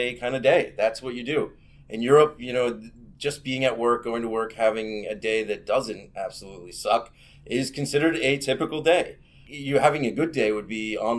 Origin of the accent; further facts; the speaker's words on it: Northern Ireland, United Kingdom; You could say I'm from Northern Ireland or Ireland, really depends on what you want to do, right on the border there.